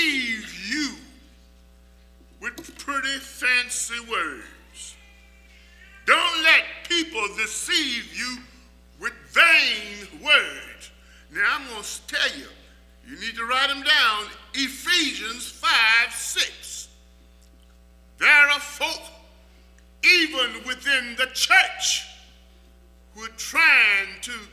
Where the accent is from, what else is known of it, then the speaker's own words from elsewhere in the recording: Texas, United States; when I was a small boy growing up in Texas